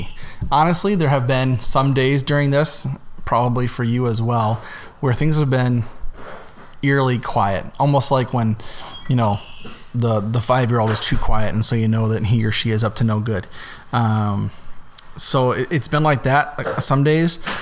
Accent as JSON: {"language": "English", "town": "Davenport", "region": "Iowa", "country": "United States", "tie": "born or raised there", "also_born_or_lived": "Dubuque, Iowa / Minnesota", "moved": "yes", "said": "I grew up originally in Davenport, and I know most of you know that I'm from Minnesota, and some of you know that I grew up in Dubuque, but I was born"}